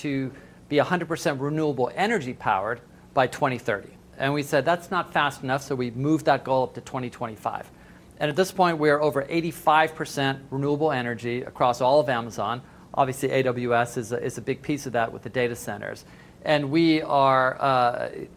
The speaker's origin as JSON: {"language": "English", "town": "Seattle", "region": "Washington", "country": "United States", "tie": "born or raised there", "said": "my hometown"}